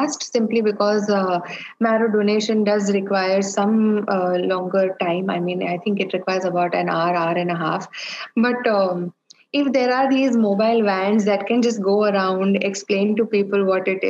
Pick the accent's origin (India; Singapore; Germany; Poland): India; I am an Indian woman, Indian Catholic woman